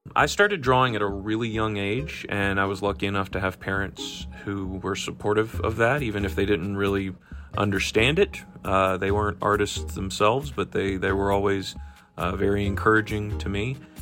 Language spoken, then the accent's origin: English; Georgia, United States; I call Atlanta my home because I'm I'm from Georgia. My family's uh, from Georgia and still still lives here